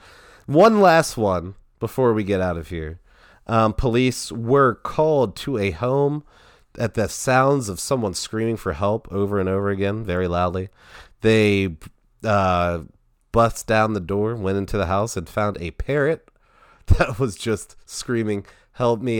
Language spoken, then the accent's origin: English; Towson, Maryland, United States; I'm from Towson